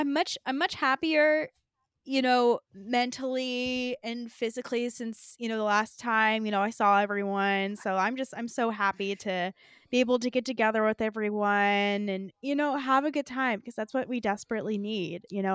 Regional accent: California, United States; I'm from California

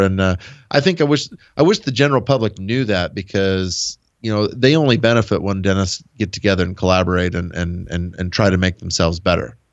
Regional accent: Nebraska, United States; born or raised there

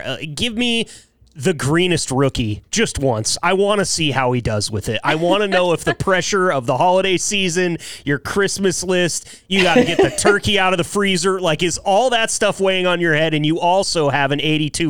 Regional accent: Joseph, Oregon, United States; my hometown or my home county, Wallowa County in northeastern Oregon. It's a little tiny town called Joseph, 1,300 people.

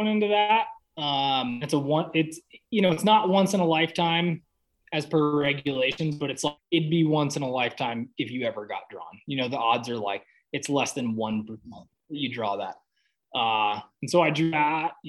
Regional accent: Hamilton, Montana, United States; I'm from Hamilton, Montana.

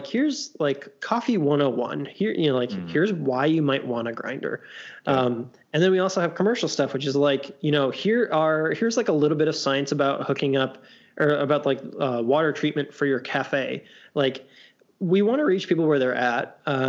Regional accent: Louisville, Kentucky, United States; we're from Louisville. Like we can't quite be sure if we're Midwest or South or what.

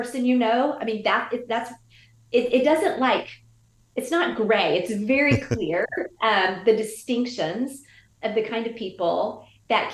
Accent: the South, United States; moved away as an adult; also born or lived in Georgia or Louisiana; now in San Francisco, United States; I grew up in the South. So I grew up almost in like one kind of culture

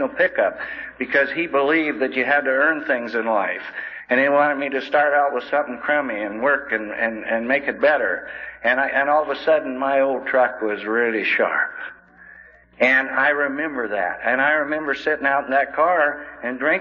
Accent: Coulee Dam, Washington, United States; I was born and raised in Coulee Dam, Washington

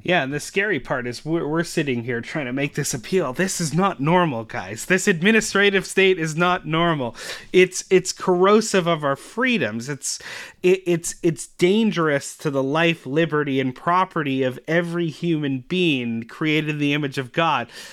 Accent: Canada; as actual Canadian citizens

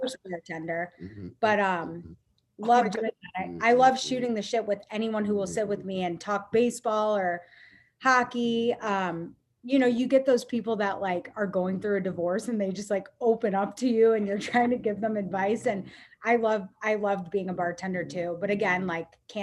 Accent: St. Louis, Missouri, United States; also born or lived in Mississippi; I loved growing up in St. Louis

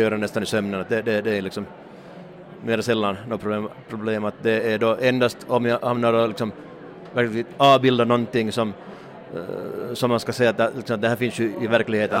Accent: Hanko, Uusimaa, Finland; i Hange, min hemstad

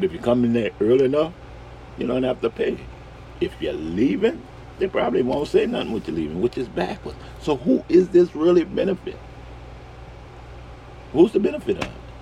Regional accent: New Orleans, Louisiana, United States; I'm from New Orleans

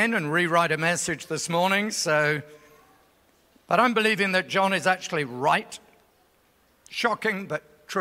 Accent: England, United Kingdom; now in Australia; I'm from Australia, but originally from England

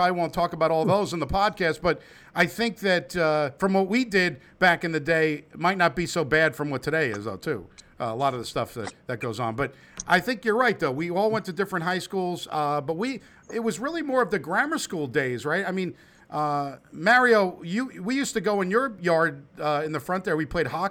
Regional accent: North Bergen, New Jersey, United States; We were within kind of a walking distance of all of us in North Bergen, growing up in North Bergen

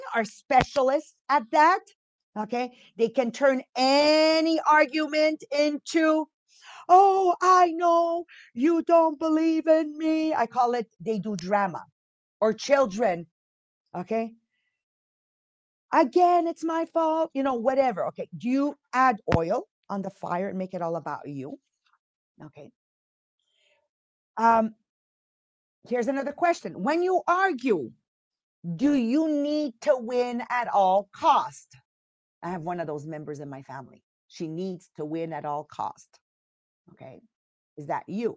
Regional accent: Montreal, Quebec, Canada; accent: Italian accent with French, East End Montreal; also born or lived in Italy; I'm from Montreal, Quebec. So you've got an Italian accent in there with a French, and then of course East End Montreal

